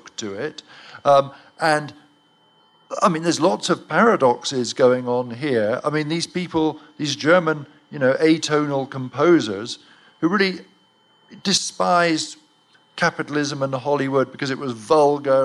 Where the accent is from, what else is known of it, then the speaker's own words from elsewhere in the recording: Cheltenham, South West England, United Kingdom; my hometown of Cheltenham